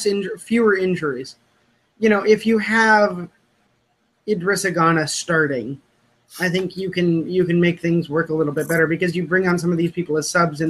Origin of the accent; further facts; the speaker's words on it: United States; The Ray Wilkins thing is really weird for me as an American